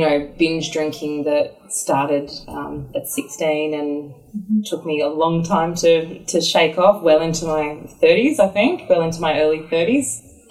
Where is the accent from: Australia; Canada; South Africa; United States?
Australia; Brisbane, Queensland; moved away; also born or lived in Sydney; I was born in Sydney, but I grew up in the suburbs of Brisbane